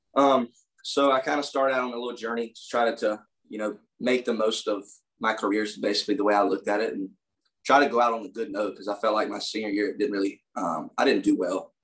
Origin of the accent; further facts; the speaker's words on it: United States; as an American